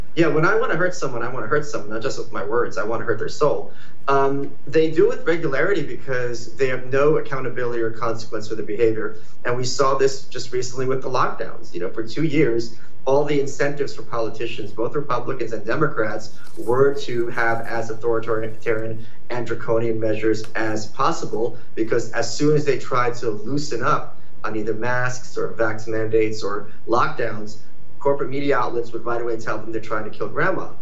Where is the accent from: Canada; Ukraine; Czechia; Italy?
Ukraine; now in United States; born Ukraine when it was the Soviet Union